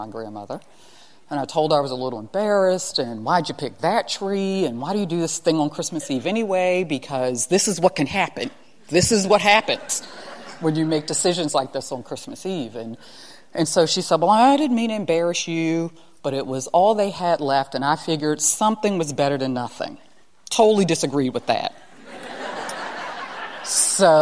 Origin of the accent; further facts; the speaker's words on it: Baltimore, Maryland, United States; I'm from Baltimore, you got to rep your high school. I was at Paul Lawrence Dunbar High School